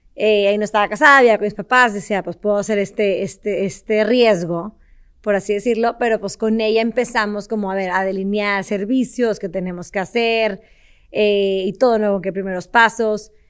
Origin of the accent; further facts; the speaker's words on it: Monterrey, Nuevo León, Mexico; soy de Monterrey, nací, crecí aquí en, Monterrey